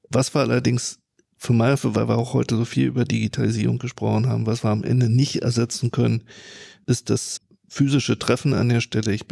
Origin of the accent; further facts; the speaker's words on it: Germany; Bin aus Friese